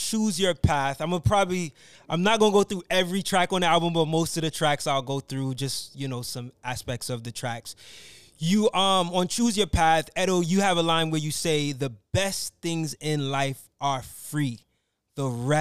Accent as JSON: {"language": "English", "region": "New York", "country": "United States", "said": "me being from New York"}